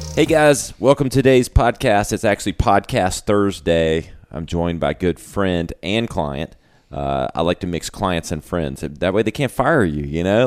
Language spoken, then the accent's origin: English; Greenville, South Carolina, United States; also born or lived in New York; I was born and raised in Greenville, lived in New York